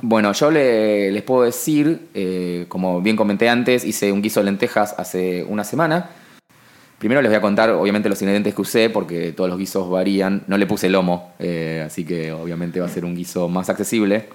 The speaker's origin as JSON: {"language": "Spanish", "region": "Buenos Aires", "country": "Argentina", "said": "porteños de eh, clase alta como nosotros"}